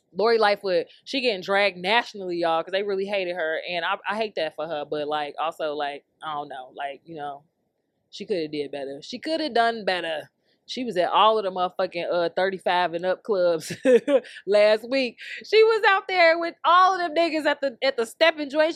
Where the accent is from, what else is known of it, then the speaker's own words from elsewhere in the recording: Chicago, Illinois, United States; We grew up in Chicago.